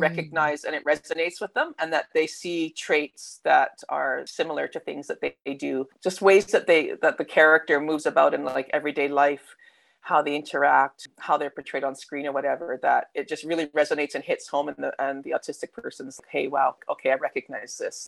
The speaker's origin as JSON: {"language": "English", "country": "Canada", "accent": "Canadian", "moved": "yes", "lives_now": "Melbourne, Australia", "said": "You can tell by the accent, though, I'm like Canadian. So, I mean, I'm Aussie by citizenship now, but I'm um, originally from Canada"}